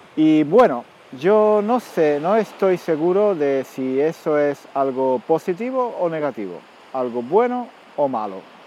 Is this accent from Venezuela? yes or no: no; Spain; also born or lived in London; como soy español